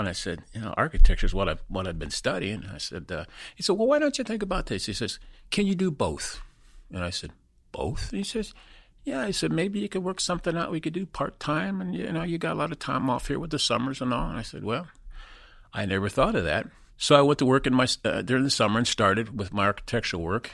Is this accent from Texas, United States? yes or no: no; Peru, Indiana, United States; moved away as an adult; also born or lived in West Virginia; we migrated, uh, up to Peru, Indiana. And, uh, that's where I went to, uh, basically, uh, most of Catholic grade school and then high school there. But that's where, that, that's where I spent my boyhood days